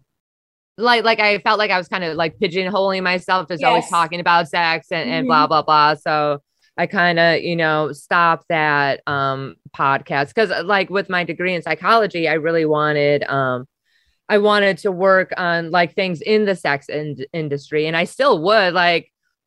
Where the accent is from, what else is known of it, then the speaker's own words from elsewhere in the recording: Wisconsin, United States; moved away; I'm from Wisconsin